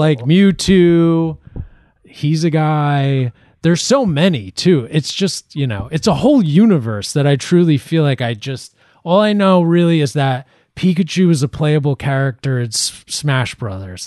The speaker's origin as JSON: {"language": "English", "country": "Ireland", "said": "I'm Irish"}